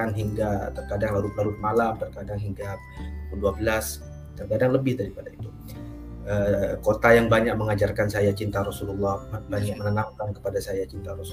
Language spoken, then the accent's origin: Indonesian; East Java, Indonesia; now in Situbondo, Indonesia; Jadi saya asal Madura, saya lahir dari di Madura, orang tua saya di Madura. Orang tua saya semuanya asal Madura. Tapi kemudian saya hijrah ke Situ Bondo